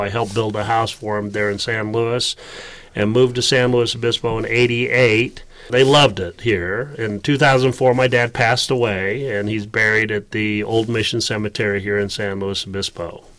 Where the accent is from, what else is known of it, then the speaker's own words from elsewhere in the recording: Cali, Valle del Cauca, Colombia; born there; Right. Well, I was born in Colombia.